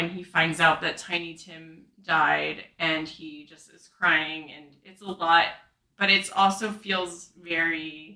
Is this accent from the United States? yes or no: yes; New Jersey, United States; I'm from New Jersey